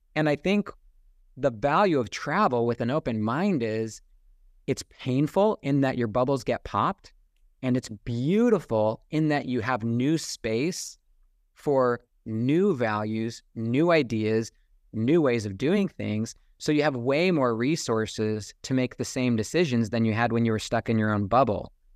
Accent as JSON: {"language": "English", "country": "United States", "tie": "born or raised there", "also_born_or_lived": "Saint George, Utah", "said": "growing up on American independence and being, having that deeply instilled within me as a child"}